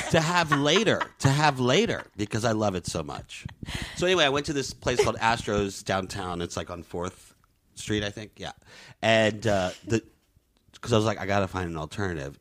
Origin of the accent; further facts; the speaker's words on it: Southeast, United States; moved away; also born or lived in Florida / Louisiana / New York; I, I grew up in the Southeast, Florida and Louisiana.